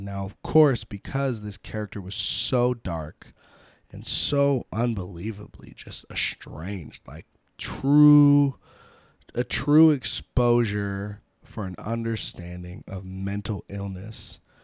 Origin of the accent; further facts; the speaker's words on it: United States; being American